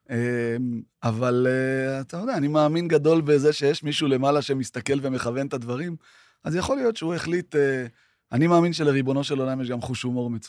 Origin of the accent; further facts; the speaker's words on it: Tiberias, Northern District, Israel; גדלנו בשיכון ד' בטבריה, וזה היה חלק משמעותי בחיינו.